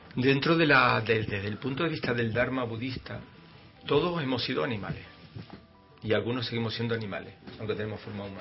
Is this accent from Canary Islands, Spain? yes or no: yes; Canary Islands, Spain; somos canarios, pues somos canarios